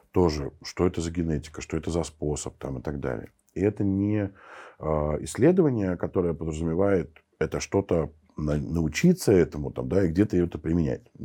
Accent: Armenia; я, я армянин, и я в армянской сети

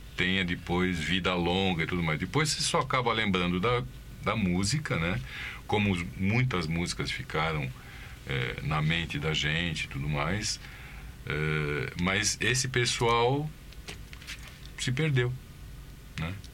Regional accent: São Bernardo do Campo, São Paulo, Brazil; Nascido aqui em São Bernardo mesmo.

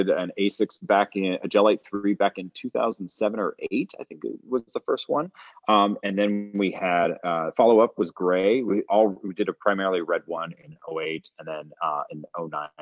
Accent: Fresno, California, United States; I was born in Fresno, California

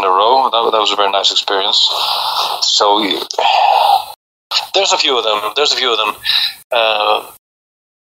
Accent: Faroe Islands; moved away as an adult; also born or lived in Copenhagen, Denmark; I was born and raised in the Faroes, and then I went to Copenhagen to study

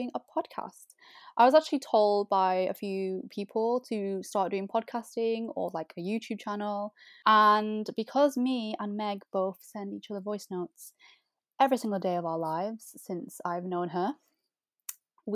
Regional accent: Manchester, North West England, United Kingdom; also born or lived in Nottingham; I'm from Manchester

